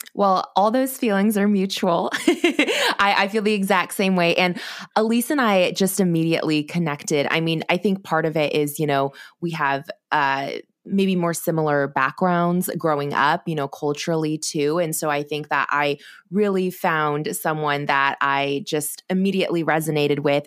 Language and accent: English; Corvallis, Oregon, United States; also born or lived in China / Los Angeles, California; I grew up in Oregon in a small college town, Corvallis